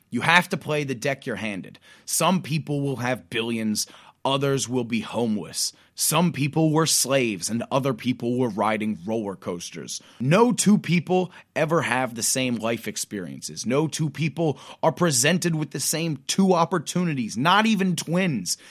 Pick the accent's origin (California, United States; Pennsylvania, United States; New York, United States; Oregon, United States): Pennsylvania, United States; My home state of Pennsylvania